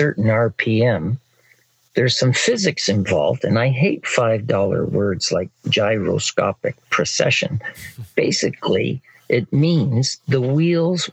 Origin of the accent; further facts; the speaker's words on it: Barrie, Ontario, Canada; I'm from Barrie, Ontario, Canada, and I'm a riding instructor.